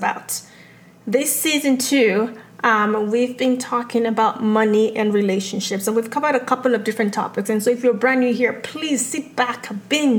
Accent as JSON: {"language": "English", "region": "Lagos", "country": "Nigeria", "tie": "born or raised there", "moved": "yes", "lives_now": "United States", "said": "growing up in Lagos, Nigeria"}